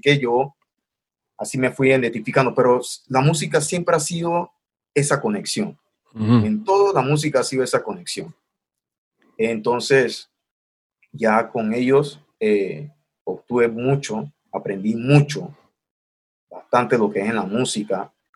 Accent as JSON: {"language": "Spanish", "town": "Panama City", "region": "Panamá", "country": "Panama", "tie": "born or raised there", "said": "crecí en Río Abajo"}